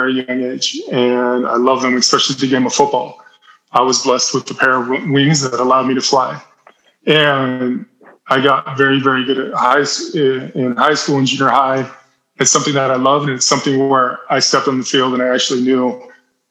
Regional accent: Salt Lake City, Utah, United States; in the society I grew up in East Salt Lake City, I dealt with a lot of racism

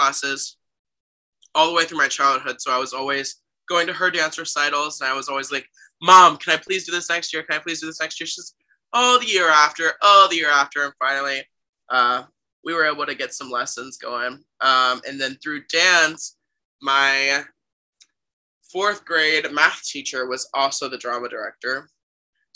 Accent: Zanesville, Ohio, United States; moved away as an adult; also born or lived in Massachusetts; now in New York, United States; I'm from Zanesville, Ohio. It's about an hour southeast of Columbus, Ohio

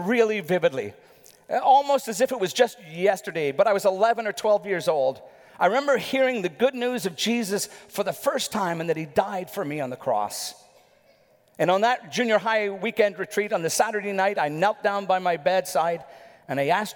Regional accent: Northern Ireland, United Kingdom; My dad was a bit of a legend where we grew up in Northern Ireland

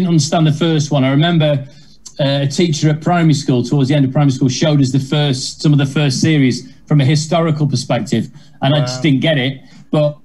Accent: Macclesfield, North West England, United Kingdom; I was not born in Yorkshire. I was born in Macclesfield.

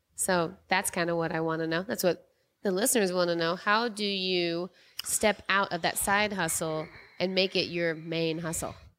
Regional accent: Dallas, Texas, United States; now in California, United States; I was raised in Dallas, which is a big city, like Chicago, L A, New York

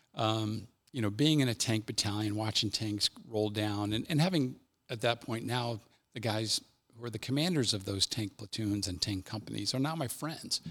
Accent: Cincinnati, Ohio, United States; I'm from Cincinnati, this is my major

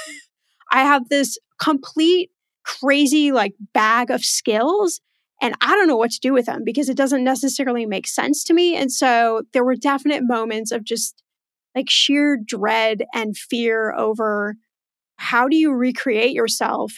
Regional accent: Los Angeles, California, United States; also born or lived in Indiana / Houston, Texas; I actually was born in the Midwest in Indiana, and then I left there about two years old, and then went to Houston, Texas for about seven years, and then the rest of the time has been in Los Angeles

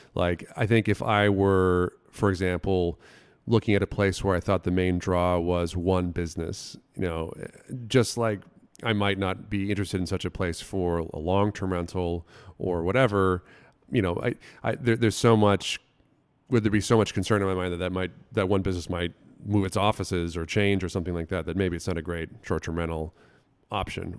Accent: Florida, United States; moved away; where I grew up in Florida

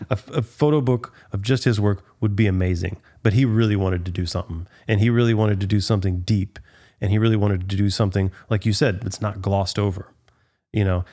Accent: Galveston, Texas, United States; I grew up in Galveston. I'm from Galveston

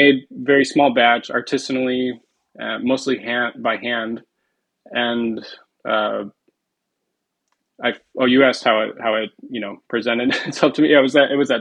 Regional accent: Detroit, Michigan, United States; I'm from the Detroit

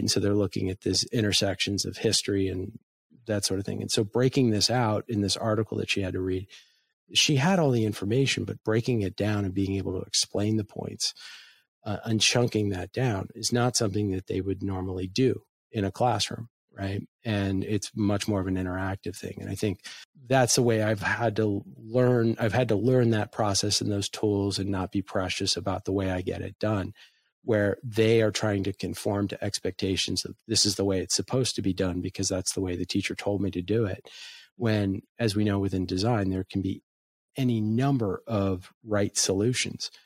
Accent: United States; I as an American

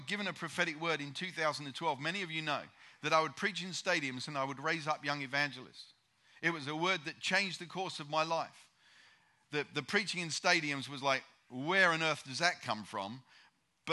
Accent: United Kingdom; I'm a Brit

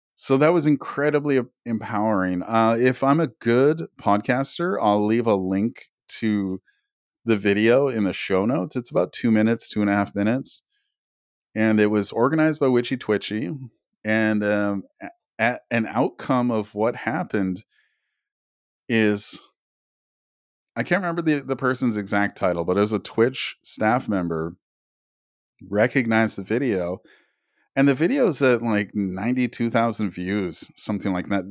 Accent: Canada; I'm Native Canadian myself

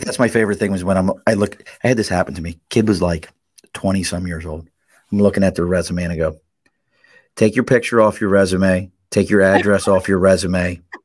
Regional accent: Dundalk, Maryland, United States; accent: Baltimore; moved away; also born or lived in Philadelphia; I grew up in Dundalk

